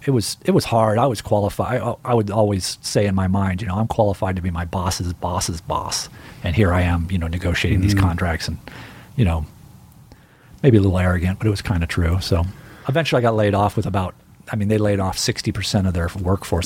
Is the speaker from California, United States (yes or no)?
yes; Riverside, California, United States; I grew up in the Inland Empire, which is basically the Midwest